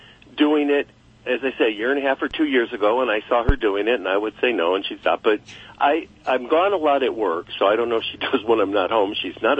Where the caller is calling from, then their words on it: Los Angeles, California, United States; In Los Angeles, California.